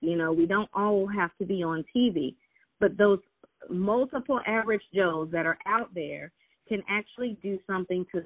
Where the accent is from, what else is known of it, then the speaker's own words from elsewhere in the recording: Atlanta, Georgia, United States; I am originally from Atlanta, Georgia, and this is where I currently reside